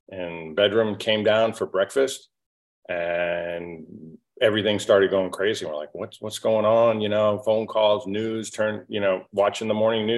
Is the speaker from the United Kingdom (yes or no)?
no; just south of Boston, Massachusetts, United States; I was born in the Northeast, just south of Boston, hardworking blue-collar family. My father was a builder, built houses, and we were very self-reliant.